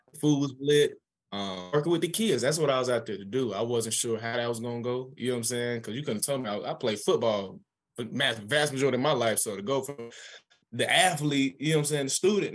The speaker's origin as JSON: {"language": "English", "town": "Atlanta", "region": "Georgia", "country": "United States", "said": "I'm from Atlanta, Georgia"}